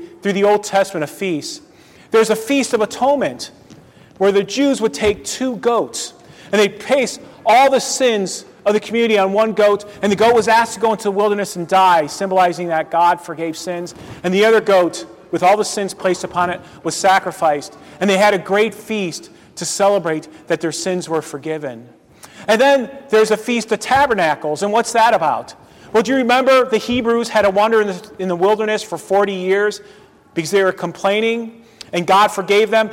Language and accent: English; Euclid, Ohio, United States; now in Defiance, United States; Euclid, Ohio, my hometown